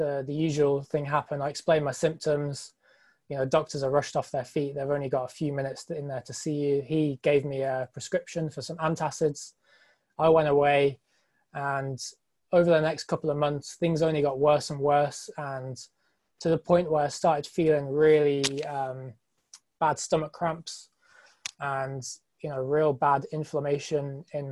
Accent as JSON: {"language": "English", "region": "England", "country": "United Kingdom", "said": "I'm from England"}